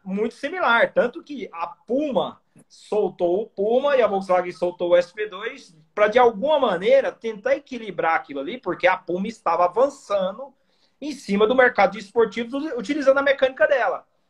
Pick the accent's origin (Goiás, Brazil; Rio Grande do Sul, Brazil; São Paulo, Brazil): Goiás, Brazil; Goiânia; eu sou de Goiânia